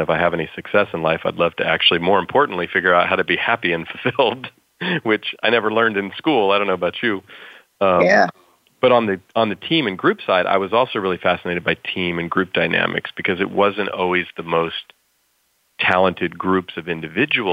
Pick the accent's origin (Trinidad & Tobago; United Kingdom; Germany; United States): United States; California; I grew up here in California where I still live